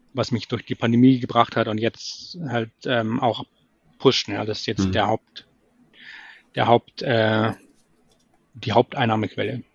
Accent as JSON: {"language": "German", "town": "Munich", "region": "Bavaria", "country": "Germany", "said": "ich komme eigentlich aus München"}